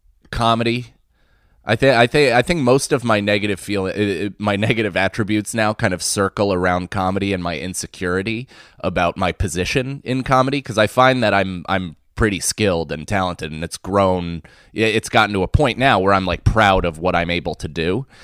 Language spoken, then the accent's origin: English; Rockland, New York, United States; also born or lived in Manhattan; I lived right outside in Rockland. I'm from the city. I was born in Manhattan and my parents lived in Manhattan for a long time with my older sister. And then we moved to the outskirts. So I grew up predominantly in the suburbs